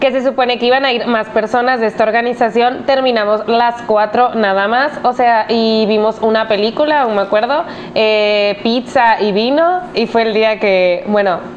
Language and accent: Spanish; Mexico; also born or lived in Spain; soy española mexicana, ahora estoy viviendo en Ciudad del Carmen eh, y viví el año pasado en España, por lo cual a veces se me salen palabras